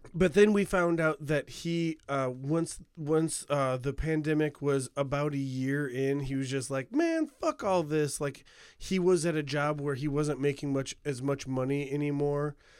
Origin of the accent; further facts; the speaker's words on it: United States; America, like, uh, near Chicago